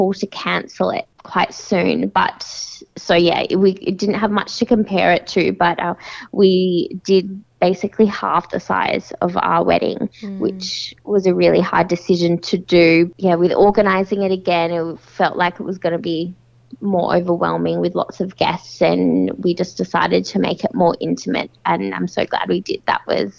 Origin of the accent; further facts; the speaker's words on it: Perth, Western Australia, Australia; moved away; I'm from Perth